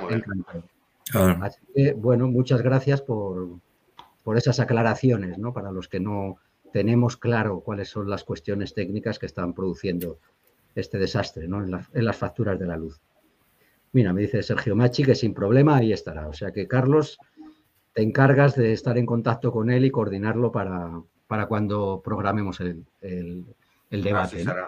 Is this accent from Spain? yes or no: yes; the Meseta, Spain; nosotros los mesetarios